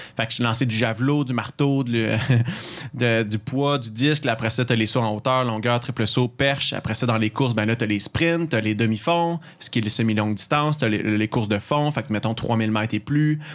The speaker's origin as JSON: {"language": "French", "town": "Mont-Saint-Hilaire", "region": "Quebec", "country": "Canada", "tie": "born or raised there", "also_born_or_lived": "Sherbrooke", "moved": "as an adult", "said": "Saint-Hilaire, où mon patelin d'où je viens"}